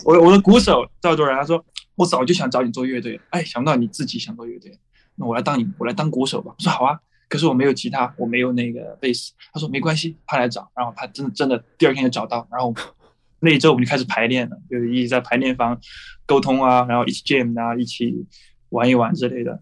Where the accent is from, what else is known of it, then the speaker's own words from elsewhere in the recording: Chengdu, Sichuan, China; 我是来自成都的